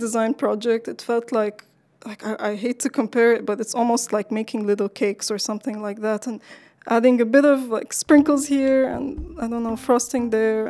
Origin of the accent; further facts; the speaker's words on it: Lebanon; I'm from Lebanon